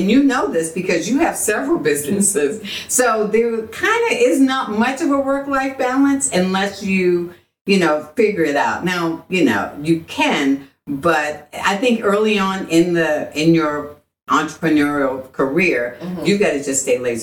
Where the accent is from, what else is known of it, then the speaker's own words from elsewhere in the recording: Boston, Massachusetts, United States; now in Texas, United States; I was born and raised in Boston